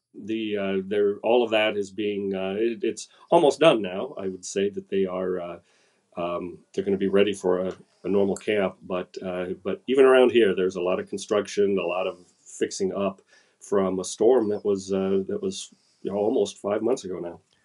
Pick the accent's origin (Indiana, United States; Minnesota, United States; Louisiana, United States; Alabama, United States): Minnesota, United States; I'm just a Minnesotan